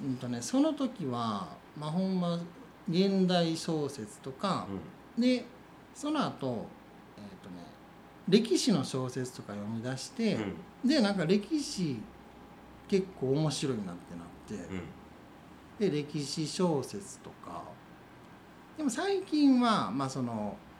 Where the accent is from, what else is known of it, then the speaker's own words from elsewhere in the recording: Kinokawa, Wakayama, Japan; 地元岸川なんで結構まあ、うん田舎で育ったんです